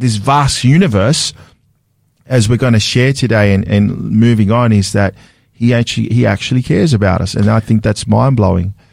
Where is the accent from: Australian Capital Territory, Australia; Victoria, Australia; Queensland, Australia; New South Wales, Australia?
New South Wales, Australia; Sydney; I was a city kid growing up in Sydney